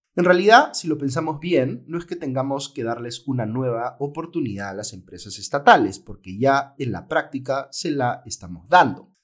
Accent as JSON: {"language": "Spanish", "country": "Peru"}